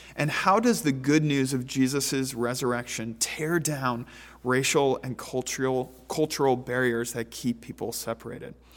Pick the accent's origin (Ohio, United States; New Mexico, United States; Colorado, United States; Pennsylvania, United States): Pennsylvania, United States; a resident of Pennsylvania